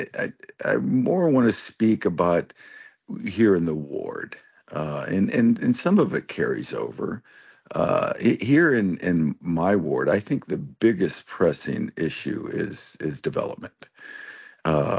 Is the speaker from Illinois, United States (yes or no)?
no; Cuyahoga Falls, Ohio, United States; I grew up in Cuyahoga Falls